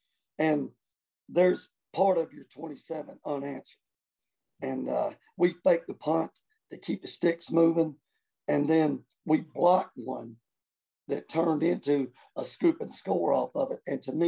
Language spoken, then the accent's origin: English; Newberry, South Carolina, United States; that nobody knows where Newberry even, where we're from.